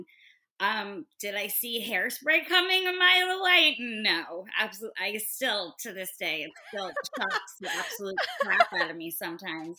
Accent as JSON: {"language": "English", "town": "Great Neck", "region": "New York", "country": "United States", "tie": "born or raised there", "moved": "as an adult", "lives_now": "Los Angeles, United States", "said": "an alternative high school in my hometown of Great Neck."}